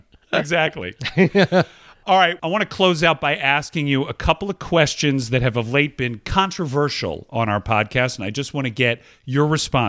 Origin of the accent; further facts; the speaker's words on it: Georgia, United States; but I grew up in Georgia. Okay. I grew up among people who talk like this, and they talk with this sort of an accent.